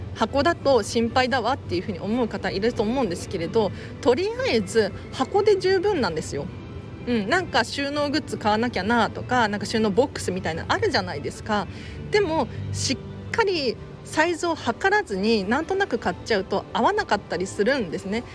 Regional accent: Tokyo, Japan; 東京生まれ、東京育ち

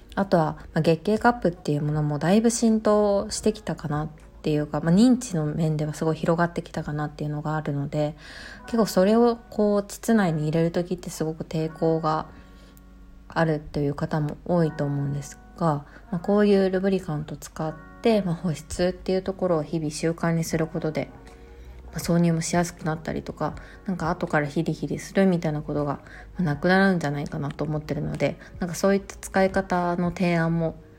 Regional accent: Kobe, Hyogo, Japan; 私の出身地でもある兵庫県の神戸市

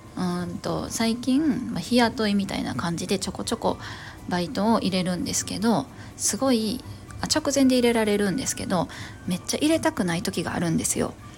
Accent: Kansai, Japan; moved away; 関西出身

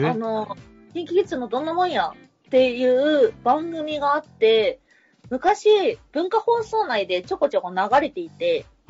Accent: Kansai, Japan; 自分が、まあ、関西人なんで、一応。

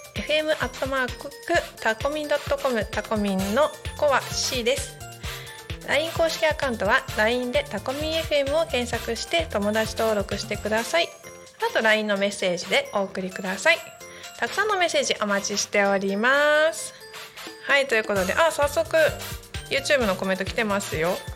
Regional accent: Narita, Chiba, Japan; 私の地元の成田市というところ

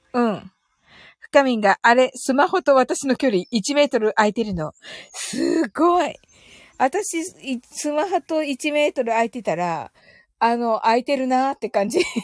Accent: Kyushu, Japan; 私、九州人なんで

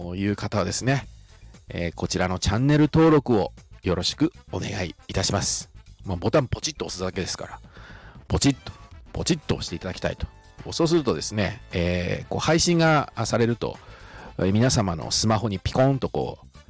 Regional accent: Shizuoka, Japan; 私は生まれも育ちも、え静岡

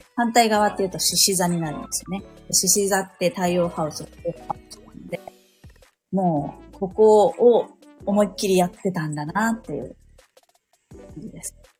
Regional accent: Saitama, Japan; moved away as an adult; now in Sapporo, Japan; 私、地元は埼玉なんですけど、嫁に来て、こっちに住んでるんですよね

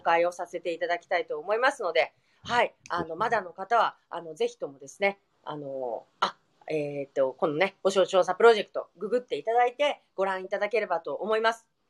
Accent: Nagasaki, Japan; 私たち長崎県民

